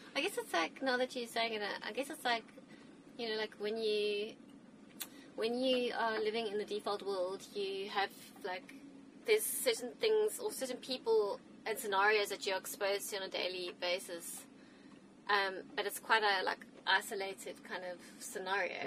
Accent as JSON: {"language": "English", "country": "South Africa", "tie": "born or raised there", "moved": "yes", "said": "I just remember like growing up in South Africa"}